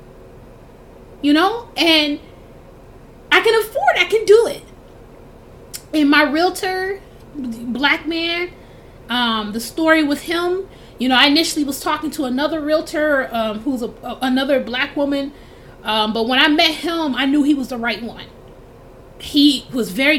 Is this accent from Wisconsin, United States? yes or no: yes; Milwaukee, Wisconsin, United States; moved away as an adult; now in Seattle, United States; I'm from Milwaukee